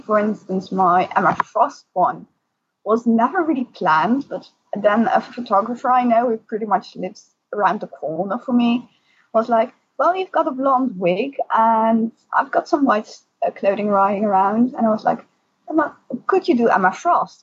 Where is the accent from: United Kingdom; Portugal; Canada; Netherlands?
Netherlands; also born or lived in Alphen aan den Rijn; from the Netherlands